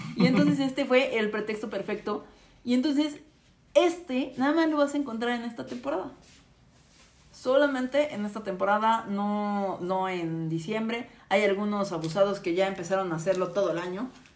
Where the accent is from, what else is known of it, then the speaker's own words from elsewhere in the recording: Mexico; somos vecinos de Estados Unidos